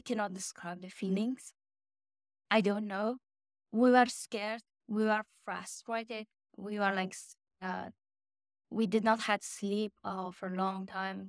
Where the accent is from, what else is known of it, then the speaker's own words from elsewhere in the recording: Afghanistan; moved away as an adult; now in United States; when I was growing up in Afghanistan